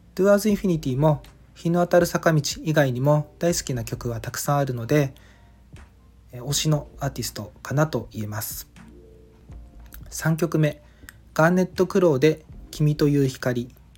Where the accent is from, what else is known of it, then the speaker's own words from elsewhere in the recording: Ishigaki, Okinawa, Japan; moved away as an adult; 自分の地元石垣島の言葉